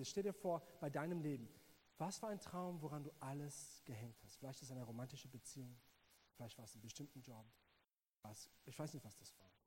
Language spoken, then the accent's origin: German; South Africa; German is a second language; alle hören meinen englischen Akzent und denken, ich bin Amerikaner, ähm, aber ich bin Südafrikaner. Und ähm, ja, ich bin in Südafrika groß geworden